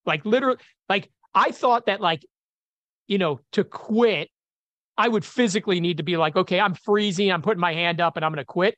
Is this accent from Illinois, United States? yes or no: yes; Chicago, Illinois, United States; I grew up in Chicago, uh, blue collar community